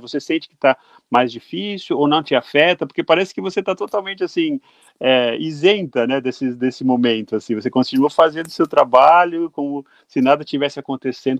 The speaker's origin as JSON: {"language": "Portuguese", "country": "Brazil", "said": "como brasileiro"}